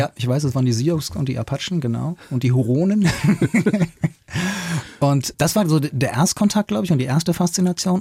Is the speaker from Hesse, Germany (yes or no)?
yes; Hanau, Hesse, Germany; born or raised there